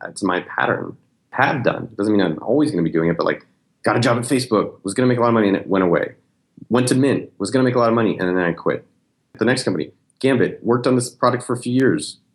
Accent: Silicon Valley, California, United States; now in Austin, United States; I'm from Silicon Valley. I grew up two miles from Apple

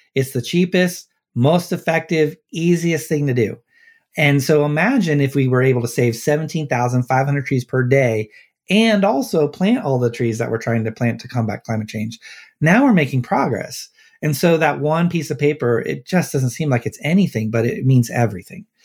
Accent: Cincinnati, Ohio, United States; I grew up in Cincinnati, so, and I live here

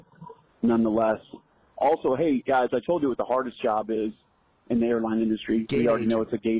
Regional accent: Clearwater, Florida, United States; growing up in Clearwater, Florida.

